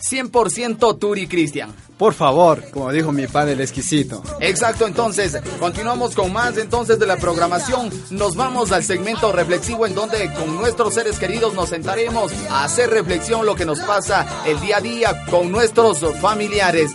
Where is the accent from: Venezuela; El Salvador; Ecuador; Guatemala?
Ecuador; Guayaquil, Guayas; Yo soy de Guayaquil, bloque 8, Flor de Bastión